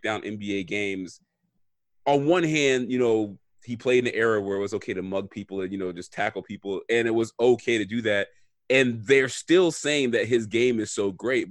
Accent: Miami, Florida, United States; I'm from South Florida, I'm from Miami, and just growing up

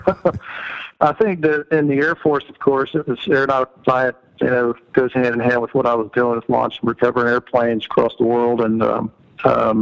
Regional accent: Georgia, United States; moved away; I am originally from Georgia, went to the University of Georgia

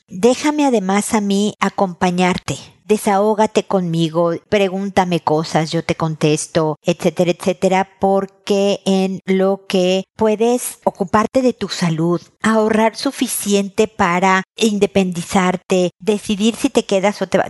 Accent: Mexico; now in Chile; En mi tierra sería queso manchego

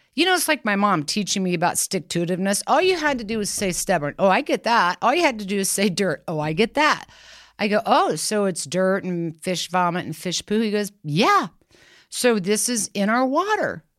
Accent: Kansas, United States; I'm from Kansas.

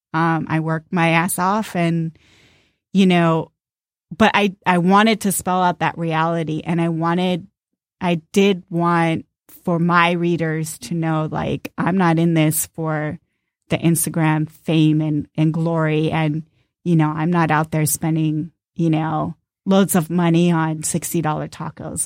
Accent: Southern California, United States; now in Detroit, United States; I grew up in Southern California

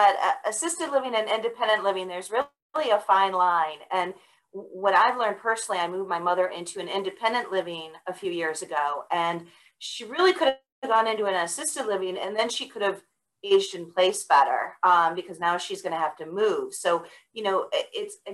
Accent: Buffalo, New York, United States; now in Georgia, United States; I grew up in Buffalo, but my parents were not from Buffalo

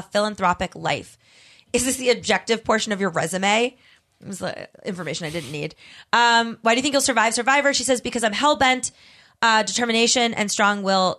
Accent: Davie, Florida, United States; I grew up in Davie, Florida.

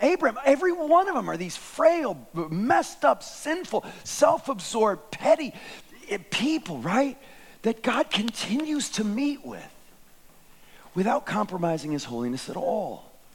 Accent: United States; as an American

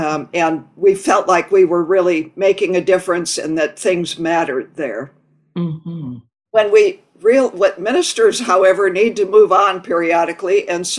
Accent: Minnesota, United States; as a farm girl growing up in Minnesota

